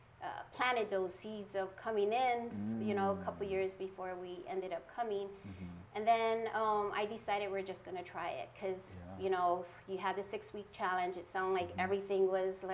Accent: Oahu, Hawaii, United States; moved away as an adult; also born or lived in Makakilo / Wahiawa / Ewa Beach; I'm originally from Oahu. Moved here almost 30 years ago

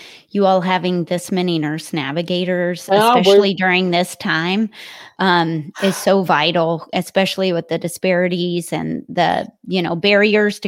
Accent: Kentucky, United States; moved away as an adult; now in Columbus, United States; I'm originally from Kentucky

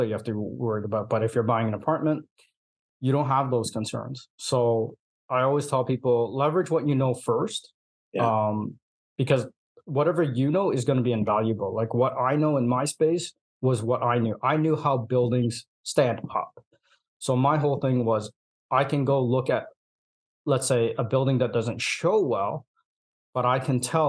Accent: Hong Kong; moved away; I'm from Hong Kong

